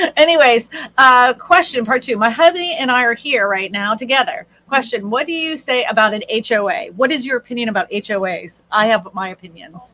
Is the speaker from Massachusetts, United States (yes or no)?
yes; Massachusetts, United States; moved away; also born or lived in Texas; the neighborhood that we grew up in Massachusetts